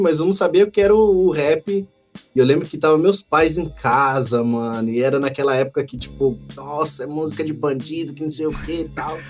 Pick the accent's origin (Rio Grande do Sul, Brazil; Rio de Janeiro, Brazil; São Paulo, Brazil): São Paulo, Brazil; eu morava no Vila Ema, que eu sou nascido e criado lá perto da Vila Prudente